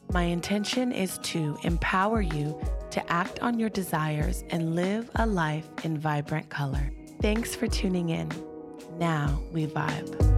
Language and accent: English; Long Beach, California, United States; we grew up in Long Beach, California, which is, like, where Snoop's from